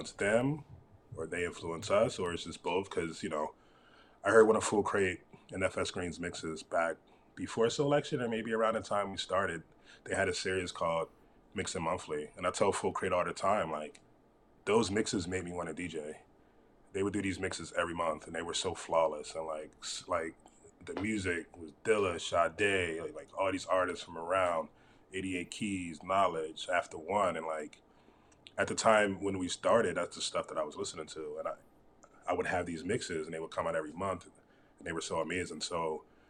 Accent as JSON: {"language": "English", "town": "Philadelphia", "region": "Pennsylvania", "country": "United States", "tie": "born or raised there", "also_born_or_lived": "Delaware", "moved": "as an adult", "lives_now": "San Diego, United States", "said": "being from Philly, growing up on the East Coast"}